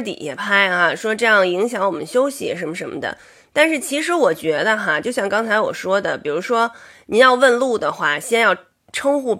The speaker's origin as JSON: {"language": "Chinese", "region": "Beijing", "country": "China", "said": "我是北京人"}